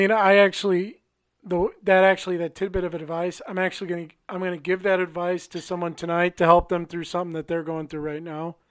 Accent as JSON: {"language": "English", "town": "Milwaukee", "region": "Wisconsin", "country": "United States", "moved": "yes", "said": "I'm originally from Milwaukee"}